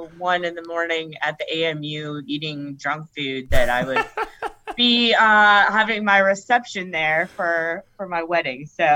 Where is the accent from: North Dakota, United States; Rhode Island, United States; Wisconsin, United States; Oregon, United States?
Wisconsin, United States; Wauwatosa; I sure am. Yes. I am from Wauwatosa.